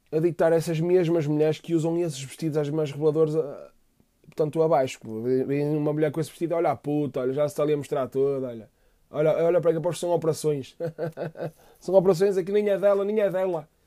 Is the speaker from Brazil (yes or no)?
no; Fafe, Braga, Portugal; born there; Nasci em Faf meu pai é do Benfica, minha mãe é do Benfica